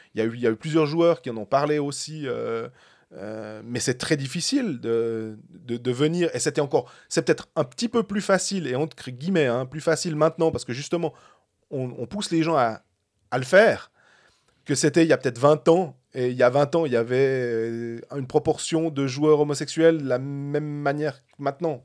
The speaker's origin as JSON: {"language": "French", "country": "Switzerland", "said": "en tant que Suisse"}